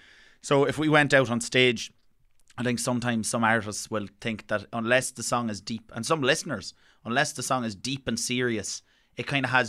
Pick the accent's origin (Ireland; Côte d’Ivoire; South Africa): Ireland; I think particularly as Irish people, we have a bit of self-hate that comes out even when you hear somebody singing in your accent.